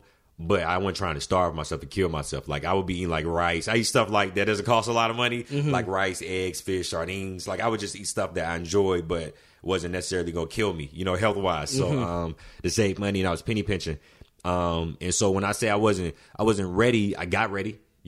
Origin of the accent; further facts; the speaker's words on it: Alabama, United States; I figured, you know, I was coming from Alabama, so I'm like, let me do like a medium sized city, then let me jump to like the biggest city, like in LA.